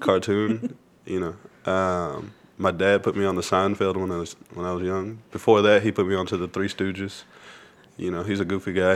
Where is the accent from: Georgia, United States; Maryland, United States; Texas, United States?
Texas, United States; Lubbock; moved away as an adult; now in Austin, United States; I grew up in Lubbock